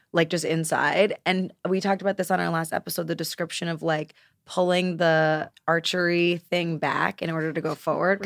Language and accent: English; Cortlandt Manor, New York, United States; I'm 34 years old and I'm from Westchester, New York.